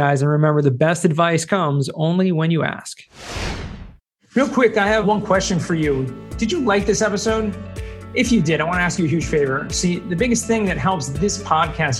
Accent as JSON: {"language": "English", "region": "Southern California", "country": "United States", "tie": "born or raised there", "said": "Growing up in Southern California"}